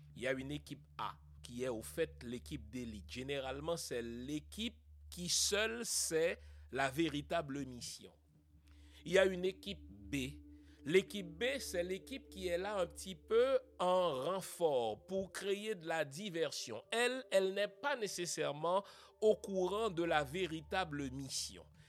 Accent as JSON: {"language": "French", "country": "Haiti", "said": "en tant qu'haïtien, en tant que noir, en tant qu'humain"}